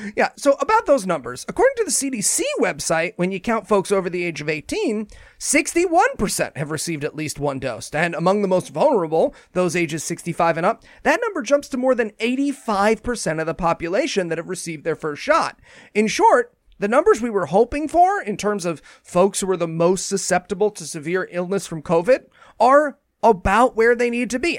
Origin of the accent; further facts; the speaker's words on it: New Jersey, United States; my home state of New Jersey